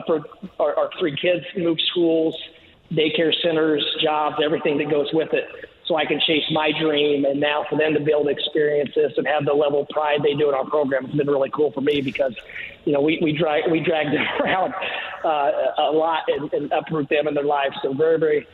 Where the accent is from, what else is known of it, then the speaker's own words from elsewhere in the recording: Bloomington, Indiana, United States; now in South Florida, United States; growing up in Greene County and the Bloomington area